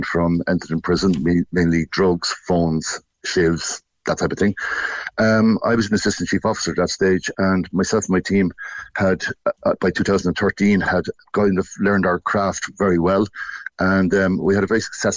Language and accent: English; Portlaoise, Laois, Ireland; I grew up in Portlaoise, literally 400 metres up from the Portlaoise prison